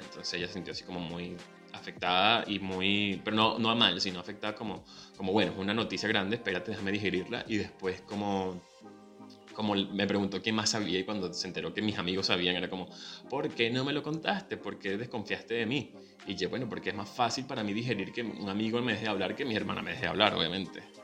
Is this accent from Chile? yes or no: no; Venezuela; now in Buenos Aires, Argentina